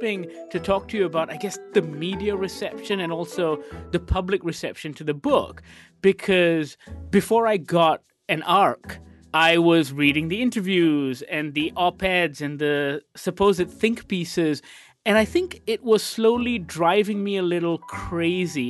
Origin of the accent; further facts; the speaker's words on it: Malaysia; I'm from Malaysia, I'm far away.